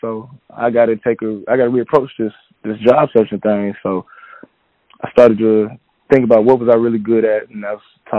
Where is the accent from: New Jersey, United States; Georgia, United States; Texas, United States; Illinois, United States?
Georgia, United States; Atlanta; also born or lived in Florida; So I'm from Atlanta, Georgia. Born and raised.